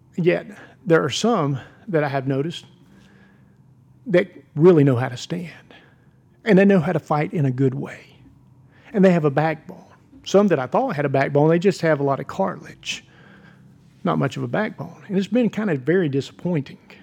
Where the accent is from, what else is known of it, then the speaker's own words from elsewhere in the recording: United States; I'm a Christian. I'm a pastor. and I'm an American